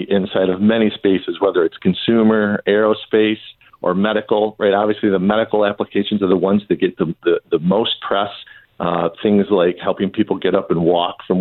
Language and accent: English; Southeast Michigan, United States; I grew up in Southeast Michigan